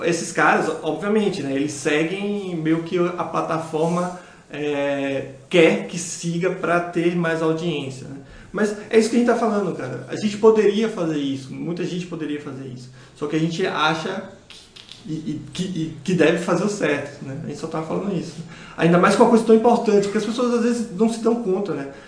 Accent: Bahia, Brazil; moved away; como eu baiano

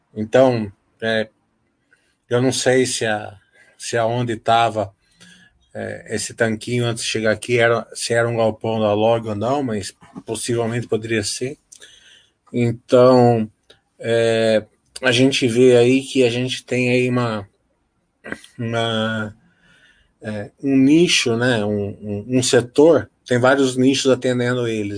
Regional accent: Brazil

